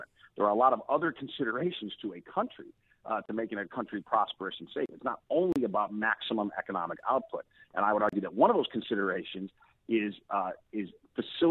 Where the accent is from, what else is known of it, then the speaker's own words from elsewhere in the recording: Park Forest, Illinois, United States; I grew up in Park Forest, my hometown